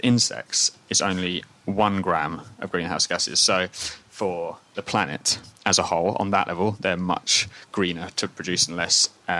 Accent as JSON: {"language": "English", "region": "Scotland", "country": "United Kingdom", "said": "Being originally Scottish, that's perfectly acceptable for me."}